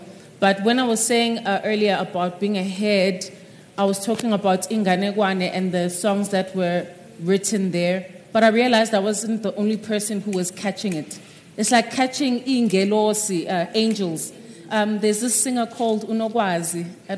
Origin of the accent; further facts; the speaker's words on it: South Africa; first language Zulu; English is a second language; I was terrified of writing in isiZulu, which is my mother tongue.